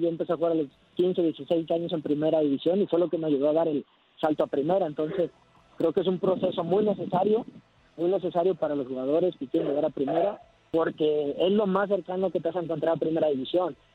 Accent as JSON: {"language": "Spanish", "country": "Mexico", "also_born_or_lived": "Netherlands / Spain", "moved": "as an adult", "lives_now": "Wellington, New Zealand", "said": "recién salí de México para allá"}